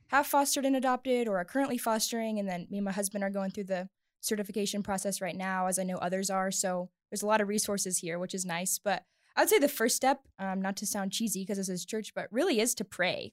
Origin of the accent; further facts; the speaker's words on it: the South, United States; moved away as an adult; now in Littleton, United States; I grew up in the South